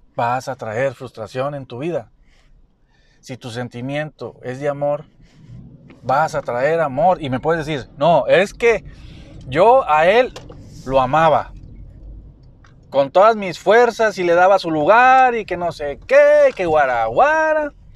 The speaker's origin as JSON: {"language": "Spanish", "country": "Mexico", "said": "yo soy mexicano"}